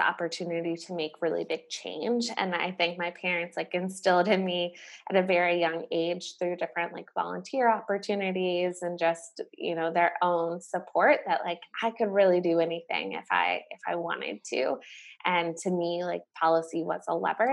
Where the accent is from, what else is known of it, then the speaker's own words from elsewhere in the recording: Charlotte, North Carolina, United States; growing up in North Carolina